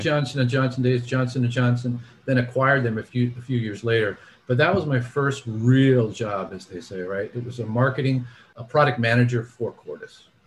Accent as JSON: {"language": "English", "town": "Miami", "region": "Florida", "country": "United States", "tie": "born or raised there", "also_born_or_lived": "New Orleans", "moved": "as an adult", "said": "I grew up in Miami"}